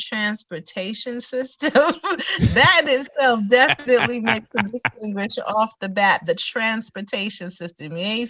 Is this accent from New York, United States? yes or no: yes; New York, United States; moved away as an adult; also born or lived in Chicago / Maryland; being a New Yorker, originally, my family is Caribbean as well, from origin, Trinidad and Jamaica. So even though that's the background growing up in New York